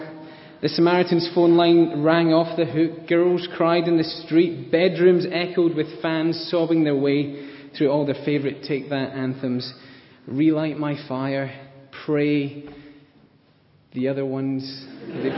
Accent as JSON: {"language": "English", "region": "Scotland", "country": "United Kingdom", "accent": "Scottish", "said": "my Scottish accent"}